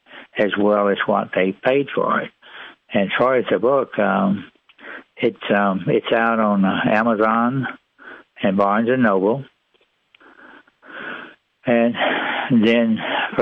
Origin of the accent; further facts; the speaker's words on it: East Texas, United States; also born or lived in Irving, Texas; when I was a young kid growing up in East Texas